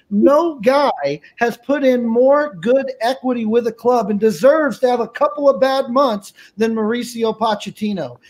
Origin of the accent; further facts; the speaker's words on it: Texas, United States; now in Fresno, United States; I'm originally from Texas. Uh, out here in lovely Fresno, California